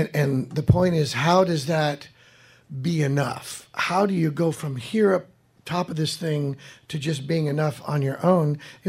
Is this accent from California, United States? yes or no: yes; Fresno, California, United States; moved away; I went back to my hometown and hung out with friends and rode my motorcycle on these country roads near the outskirts of Fresno, where I was born and raised.